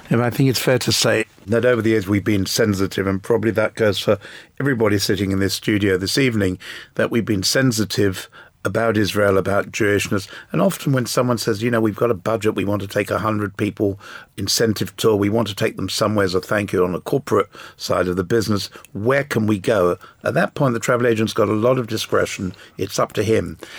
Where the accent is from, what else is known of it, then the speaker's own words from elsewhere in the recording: England, United Kingdom; I was born in England